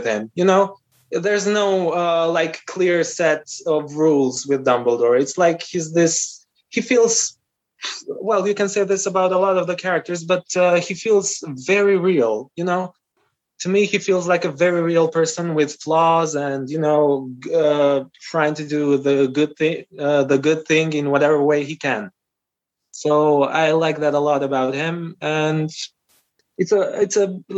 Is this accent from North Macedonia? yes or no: yes; North Macedonia; first language Albanian; English is a second language; because I'm from North Macedonia. The official language in North Macedonia is Macedonian. It's a Slavic language. But I come from the Albanian community, so I'm a different nationality. And my mother tongue is Albanian.